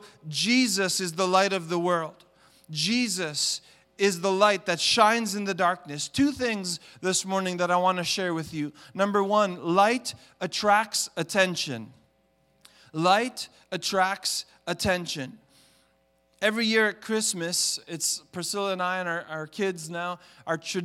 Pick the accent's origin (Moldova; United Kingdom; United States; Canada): Canada; Montreal, Quebec; now in Toronto, Canada; I grew up in Montreal in the city. I lived in the concrete jungle